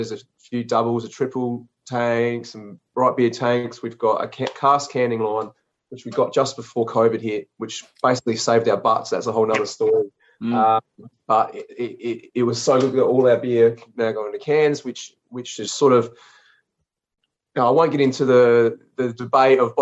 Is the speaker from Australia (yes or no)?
yes; Renmark, South Australia, Australia; also born or lived in Adelaide; tucked away back in my hometown of Renmark